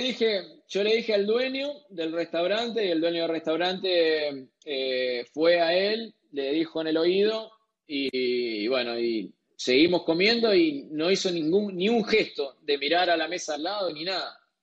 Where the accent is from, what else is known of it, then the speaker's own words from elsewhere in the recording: Argentina; como argentinos